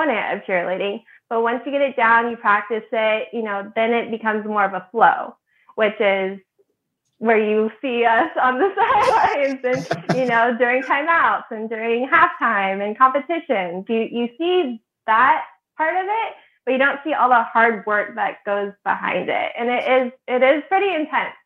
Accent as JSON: {"language": "English", "region": "Midwest", "country": "United States", "tie": "born or raised there", "also_born_or_lived": "Indiana / Illinois", "said": "So I'm originally from the Midwest. I grew up in Indiana and Illinois."}